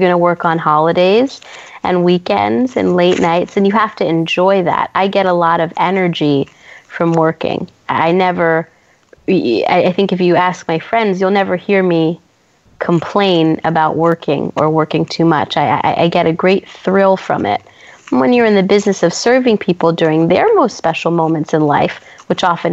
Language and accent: English; San Francisco, California, United States; moved away as an adult; also born or lived in New York; I'm from San Francisco. I'm born and raised here